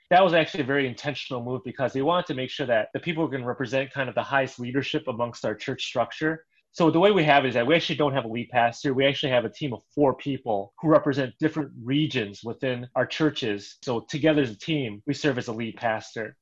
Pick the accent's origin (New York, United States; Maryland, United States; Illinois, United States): Illinois, United States; Chicago; I am still the only guy who is a lifelong Chicagoan